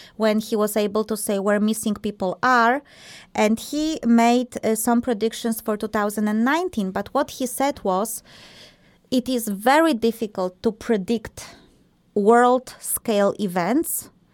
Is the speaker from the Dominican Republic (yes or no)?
no; Poland; moved away; Marta and I, we are from Poland originally